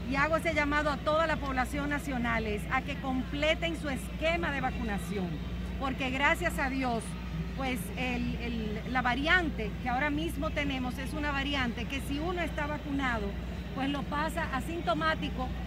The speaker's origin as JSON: {"language": "Spanish", "country": "Dominican Republic", "said": "todos nosotros como dominicanos."}